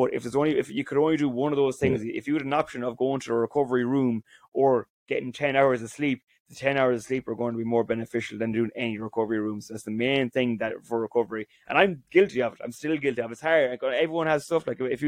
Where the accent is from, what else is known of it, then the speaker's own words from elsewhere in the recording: County Roscommon, Ireland; So I'm from Roscommon. I travelled home to play in Roscommon now, and Carrick and Shannon is about 20 minutes away from us.